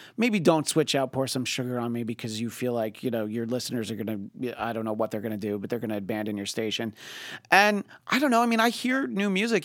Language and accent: English; New York, United States; where I grew up in New York State is very rural